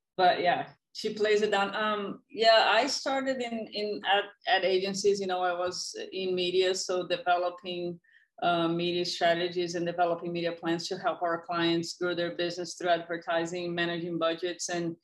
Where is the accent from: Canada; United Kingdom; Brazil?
Brazil; moved away as an adult; now in United States; I'm growing up in Brazil